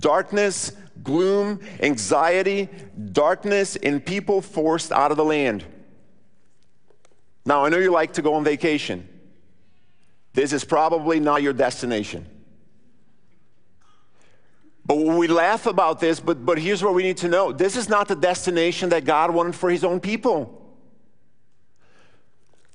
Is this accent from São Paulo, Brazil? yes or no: no; Rio Grande do Sul, Brazil; now in Brownsburg, United States; I grew up in southern Brazil.